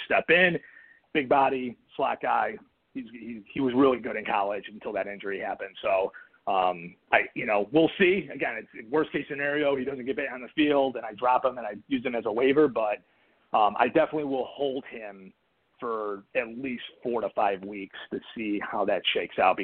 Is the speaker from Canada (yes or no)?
no; Chicago, Illinois, United States; I'm from Chicago